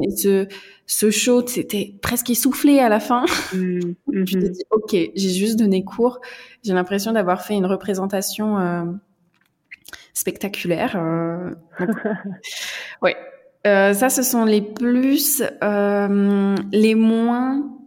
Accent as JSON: {"language": "French", "region": "central France", "country": "France", "moved": "as an adult", "lives_now": "Warsaw, Poland", "said": "Je suis française, je viens du centre de la France"}